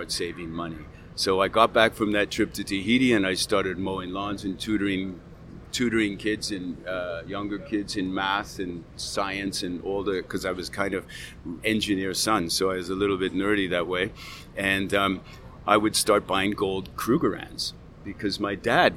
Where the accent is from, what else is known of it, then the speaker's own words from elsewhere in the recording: Malibu, California, United States; I grew up in Malibu middle class